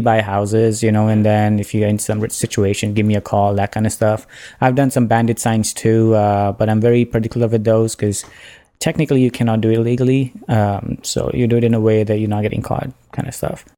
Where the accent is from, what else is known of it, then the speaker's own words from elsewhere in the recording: India; moved away as an adult; now in Ontario, Canada; I'm from India